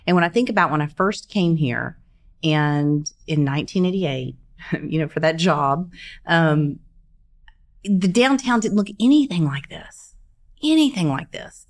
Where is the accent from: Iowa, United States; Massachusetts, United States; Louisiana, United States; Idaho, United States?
Louisiana, United States; Shreveport; moved away as an adult; now in Oklahoma City, United States; Born and raised in Shreveport, Louisiana